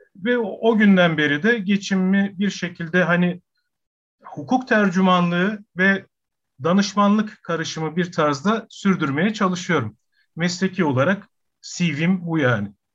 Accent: Adana, Turkey; also born or lived in Ankara; Adana'da doğdum, büyüdüm.

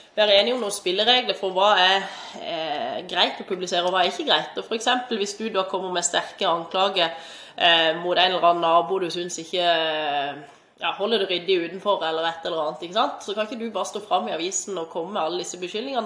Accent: Mandal, Agder, Norway; moved away as an adult; also born or lived in Stavanger; Jeg er fra Mandal opprinnelig. Bodde her til jeg var ferdig i russ i 2007.

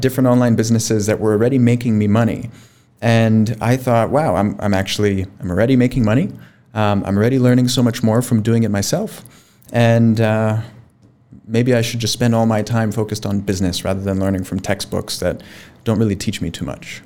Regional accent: Miami, Florida, United States; moved away as an adult; now in Pakistan; born and raised in Miami, Florida, in the United States

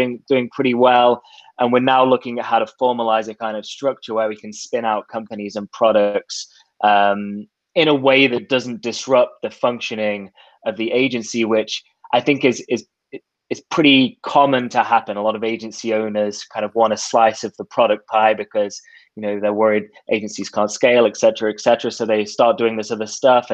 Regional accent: England, United Kingdom; also born or lived in Australia; now in Toronto, Canada; I was born in Australia, raised in England, and now live in Toronto

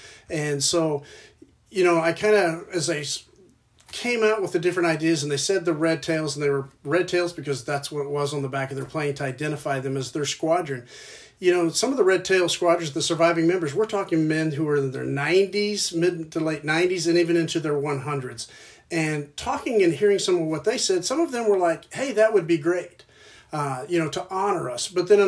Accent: Oklahoma, United States; moved away; also born or lived in North Dakota; growing up in Oklahoma

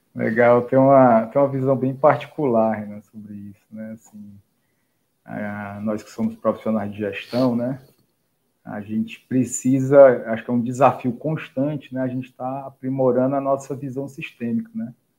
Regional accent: Fortaleza, Ceará, Brazil; eu sou daqui de Fortaleza, né? Conterrânea do Alisson

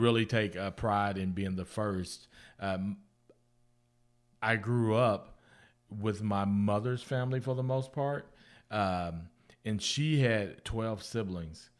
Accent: Guthrie, Oklahoma, United States; moved away as an adult; also born or lived in Florida; I grew up in Guthrie

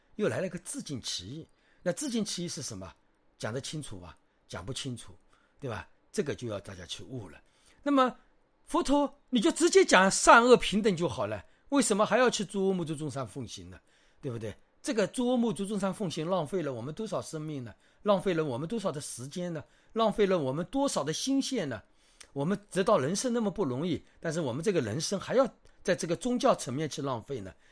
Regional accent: China; 特别是我们中国人

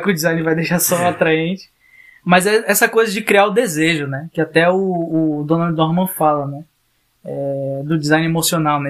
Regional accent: the Amazon, North Region, Brazil; na Amazônia, na região norte do país, a gente tem vive uma dupla situação de periferia

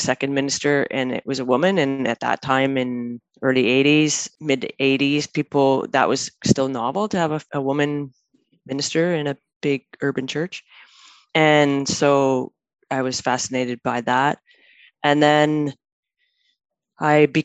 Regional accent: Manitoba, Canada; moved away as an adult; now in Vancouver, Canada; I grew up in Manitoba

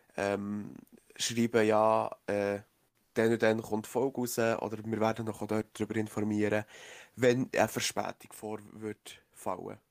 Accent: Switzerland; hier bei uns in der Schweiz

